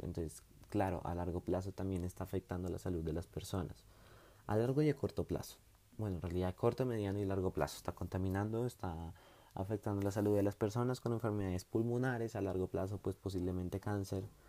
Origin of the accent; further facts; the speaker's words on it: Bogotá, Bogotá Capital District, Colombia; somos la capital de Colombia